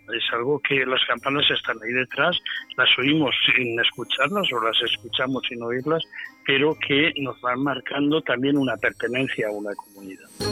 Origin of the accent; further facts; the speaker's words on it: Valencia, Valencian Community, Spain; nací en Valencia en 1951